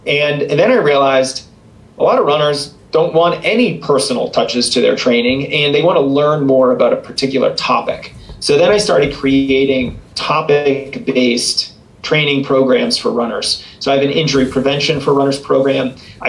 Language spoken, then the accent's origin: English; East Coast, United States; now in Colorado, United States; You know, I grew up on the East Coast, so I certainly was not used to the dry climate here in Colorado.